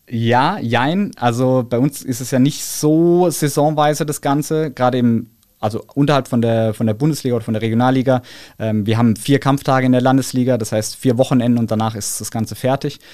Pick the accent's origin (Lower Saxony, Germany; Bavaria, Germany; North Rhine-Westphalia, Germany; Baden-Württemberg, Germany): Baden-Württemberg, Germany; Karlsruhe; Ich komme ja aus Karlsruhe, das heißt, wir singen dann natürlich unsere Heimathymne